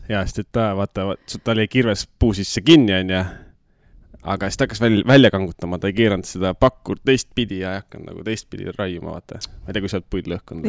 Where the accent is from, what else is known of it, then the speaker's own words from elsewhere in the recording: Nõo, Tartu County, Estonia; ma olen Nõost, Nõokas ikkagi, no selles mõttes jah, kas viiendat, võib-olla isegi rohkem kui viiendat põlve